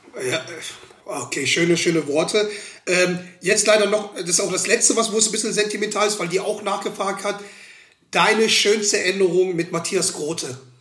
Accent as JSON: {"language": "German", "town": "Schwelm", "region": "North Rhine-Westphalia", "country": "Germany", "said": "ich komme aus Schwelm"}